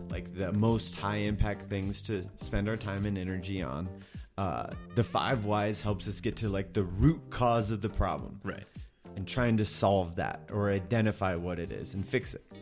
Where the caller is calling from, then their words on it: Munich, Bavaria, Germany; I'm from Munich, Germany.